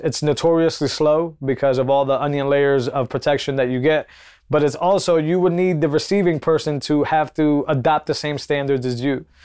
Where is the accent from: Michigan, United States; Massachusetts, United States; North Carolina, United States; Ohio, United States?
Massachusetts, United States; I come from Massachusetts